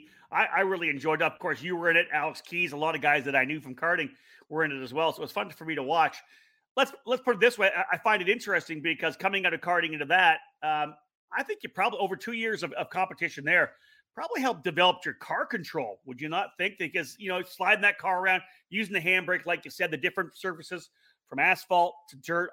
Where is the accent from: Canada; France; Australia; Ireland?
Canada; as a Canadian